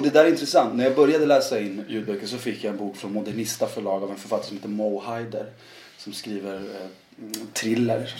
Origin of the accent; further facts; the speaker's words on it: Värmland, Sweden; jag är halvsvensk och född i Värmland